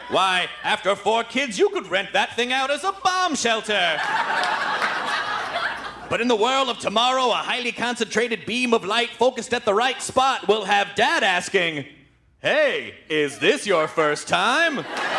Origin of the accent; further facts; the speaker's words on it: Memphis, Tennessee, United States; And when I was in eighth grade, I grew up in Memphis.